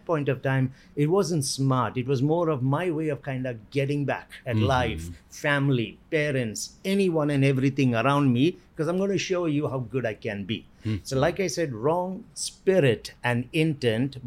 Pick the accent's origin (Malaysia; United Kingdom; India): India; South India; I was born in India, in the southern part of India